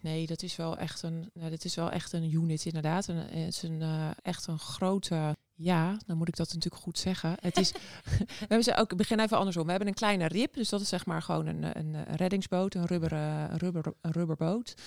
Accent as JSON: {"language": "Dutch", "town": "Noordwijk", "region": "South Holland", "country": "Netherlands", "tie": "born or raised there", "lives_now": "Scheveningen, Netherlands", "said": "ik ben opgegroeid in Noordwijk, dus ook aan zee"}